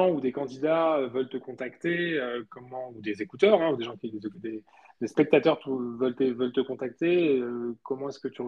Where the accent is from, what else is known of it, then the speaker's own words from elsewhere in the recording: Spain; moved away; moi j'ai grandi en Espagne